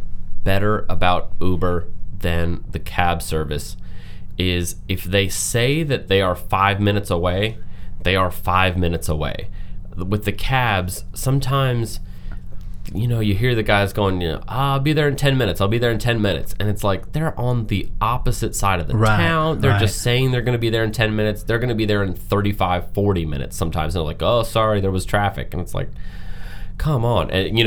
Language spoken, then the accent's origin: English; Washington, District of Columbia, United States; moved away; I'm originally from the Washington, D.C. area